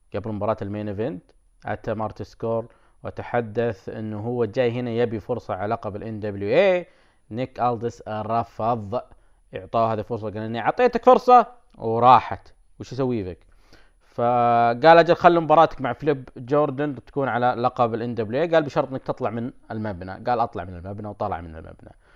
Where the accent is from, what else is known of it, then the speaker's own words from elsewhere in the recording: Saudi Arabia; عندنا بالسعوديه